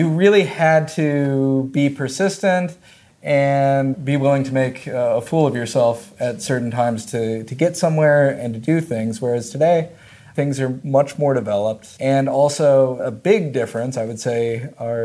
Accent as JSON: {"language": "English", "country": "United States", "also_born_or_lived": "China", "moved": "as an adult", "said": "being an American in China"}